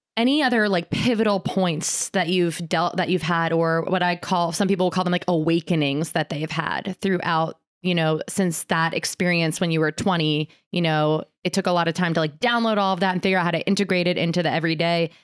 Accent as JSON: {"language": "English", "area": "Ulster County", "region": "upstate New York", "country": "United States", "tie": "born or raised there", "said": "I grew up in Ulster County"}